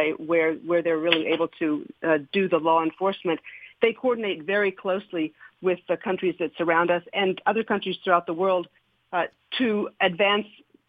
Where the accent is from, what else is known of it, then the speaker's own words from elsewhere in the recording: Nashville, Tennessee, United States; moved away; I grew up in Nashville